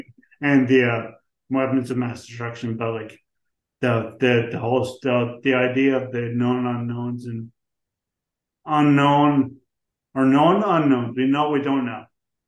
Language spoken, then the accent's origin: English; St. John's, Newfoundland and Labrador, Canada; also born or lived in Ontario / British Columbia; I grew up where I am now, but I moved around Canada. So you go to university. Went to university in Ontario and BC